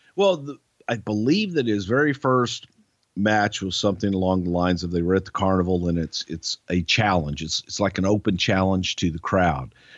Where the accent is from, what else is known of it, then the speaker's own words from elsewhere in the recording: United States; us Americans